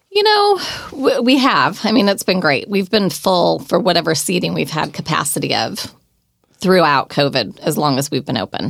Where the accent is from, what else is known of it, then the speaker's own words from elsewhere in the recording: Oregon, United States; now in California, United States; we're from Oregon, born and raised